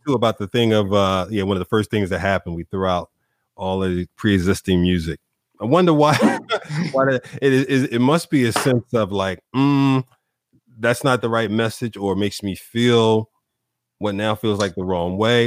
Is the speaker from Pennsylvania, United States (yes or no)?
yes; Philadelphia, Pennsylvania, United States; also born or lived in Chicago / Dallas; now in Wilmington, United States; I'm from from Philly, you know, originally. I still, you know, I'm down the street from Philly now, Wilmington, Delaware